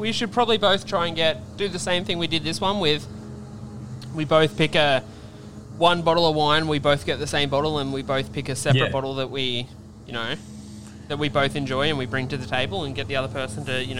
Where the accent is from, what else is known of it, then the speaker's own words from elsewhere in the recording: New South Wales, Australia; now in New Zealand; we're from New South Wales originally in Australia